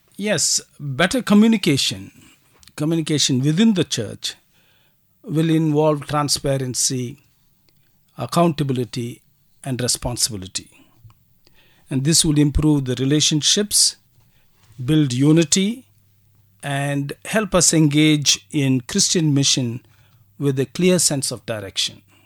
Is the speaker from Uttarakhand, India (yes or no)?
no; Kolar Gold Fields, Karnataka, India; also born or lived in Bangalore, India; I was born and brought up in uh, Kolar Gold Fields